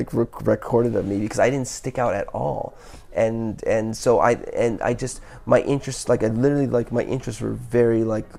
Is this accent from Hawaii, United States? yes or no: yes; Honolulu, Hawaii, United States; Originally, I was born in Honolulu, Hawaii. Yeah, Honolulu, Hawaii. Although I say that, but I always say it with, I'm a little embarrassed by it because I don't look Hawaiian.